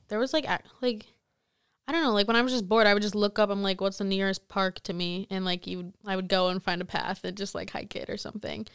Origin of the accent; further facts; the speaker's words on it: Stoughton, Wisconsin, United States; I'm, like, from a really small town. You've probably never heard of it. Like, it's, like, thirty minutes from Madison.